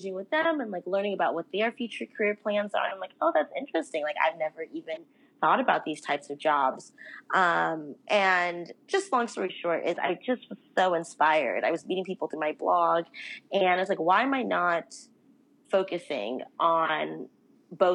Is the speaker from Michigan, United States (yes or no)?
no; Los Angeles, California, United States; also born or lived in New York; I'm actually from Los Angeles originally, and that's where I currently live